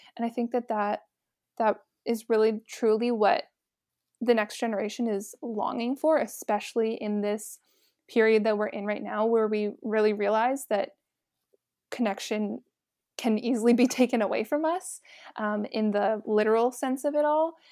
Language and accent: English; Oakville, Ontario, Canada; moved away as an adult; also born or lived in St. Catharines, Ontario; I'm originally from Oakville, uh, born and raised there with my family